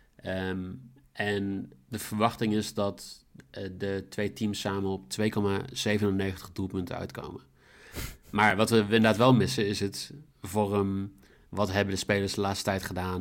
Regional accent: Netherlands; Ik kan goed Engels, maar ik ben gewoon Nederlander.

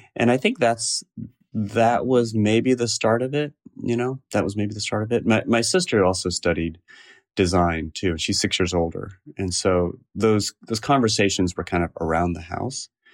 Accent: Cupertino, California, United States; also born or lived in San Francisco; I grew up in the South Bay in Cupertino, California

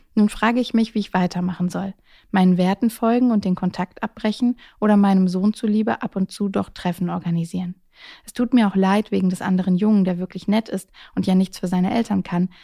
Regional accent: Baden-Württemberg, Germany; accent: Baden dialect; now in Hamburg, Germany; meine Jugend im Süden

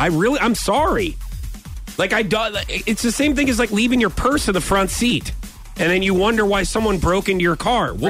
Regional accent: St. Louis, Missouri, United States; I grew up in St. Louis

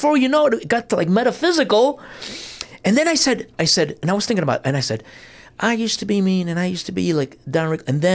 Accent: New Jersey, United States; I'm from New Jersey.

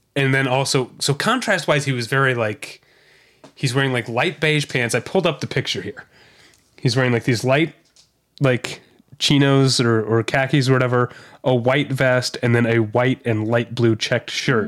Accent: St. Louis, Missouri, United States; moved away; the part of Saint Louis County where I grew up

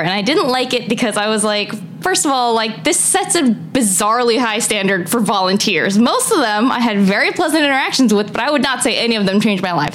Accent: United States; I'm an American. I've never lived in Canada.

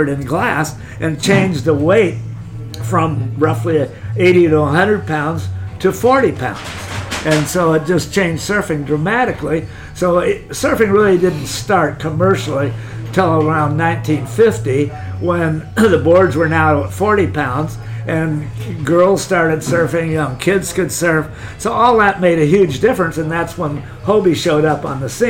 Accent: Laguna Beach, California, United States; also born or lived in Hawaii; I was born in Laguna, raised in Laguna

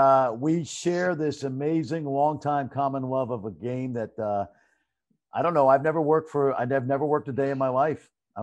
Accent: New York City, New York, United States; I've been very blessed growing up in New York City as a kid

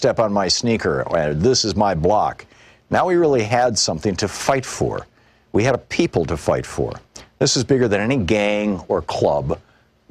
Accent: New York City, New York, United States; I was originally from Queens and came out of the Corona branch of the Black Panther Party

